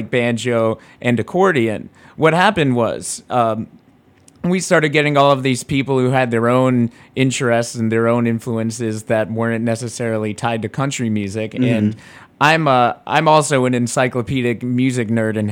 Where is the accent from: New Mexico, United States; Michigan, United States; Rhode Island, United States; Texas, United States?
Rhode Island, United States; I'm a Jew from Rhode Island